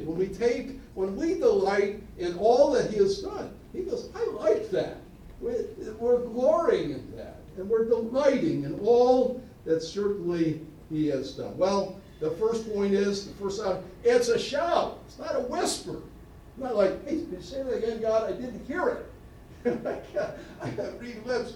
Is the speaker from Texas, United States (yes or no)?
no; Niagara County, New York, United States; moved away; growing up in Niagara County, New York